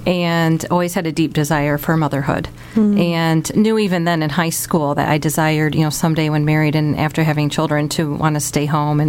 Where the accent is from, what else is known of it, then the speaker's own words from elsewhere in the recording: Sylvania, Ohio, United States; I was born and raised in Sylvania, Ohio, so I haven't wandered very far from home.